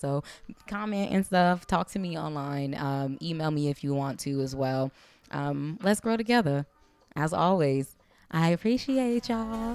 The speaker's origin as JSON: {"language": "English", "town": "Compton", "region": "California", "country": "United States", "accent": "African American Vernacular English", "first_language": "African American Vernacular English", "said": "I'm from the hood, I'm from Compton"}